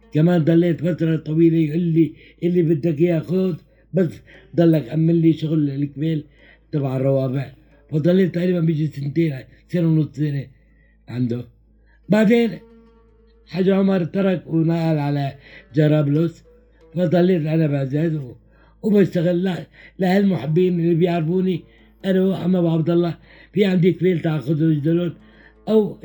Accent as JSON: {"language": "Arabic", "town": "Aleppo", "region": "Aleppo Governorate", "country": "Syria", "also_born_or_lived": "Azaz, Syria", "moved": "as an adult", "said": "قمت رجعت لحلب"}